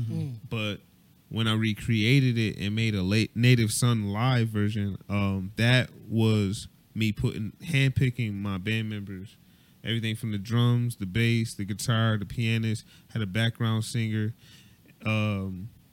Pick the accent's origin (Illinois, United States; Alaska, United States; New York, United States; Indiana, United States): New York, United States; Buffalo; I'm from Buffalo